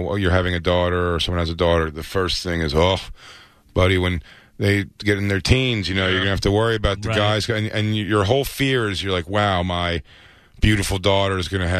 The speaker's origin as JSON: {"language": "English", "town": "Philadelphia", "region": "Pennsylvania", "country": "United States", "tie": "born or raised there"}